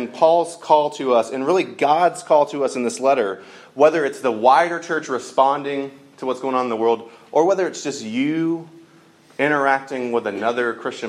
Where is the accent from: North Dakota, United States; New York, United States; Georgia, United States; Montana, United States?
Georgia, United States; I grew up in Georgia